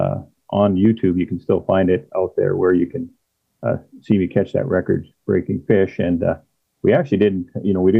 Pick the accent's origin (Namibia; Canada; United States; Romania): Canada; Saskatchewan; I'm born and raised in Saskatchewan